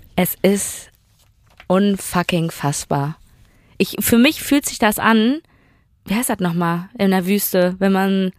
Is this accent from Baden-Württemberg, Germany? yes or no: no; Duisburg, North Rhine-Westphalia, Germany; damals in dem Dorf, wo ich aufgewachsen bin, in Duisburg-Bahl